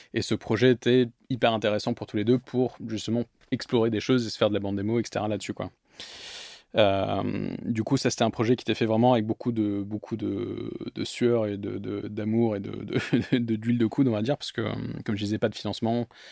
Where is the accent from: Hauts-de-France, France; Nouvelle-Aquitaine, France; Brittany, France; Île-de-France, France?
Nouvelle-Aquitaine, France; Bordeaux; moved away as an adult; also born or lived in London, United Kingdom / Paris, France; je suis arrivé en France donc à 6 ans, j'ai grandi à Bordeaux dans le Bordelais jusqu'à mes 18 ans, j'ai fait toute ma scolarité à Bordeaux